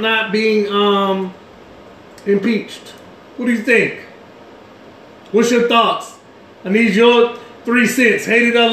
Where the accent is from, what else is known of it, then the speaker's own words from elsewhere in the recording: New Orleans, Louisiana, United States; where I come from New Orleans, where Katrina hit 2005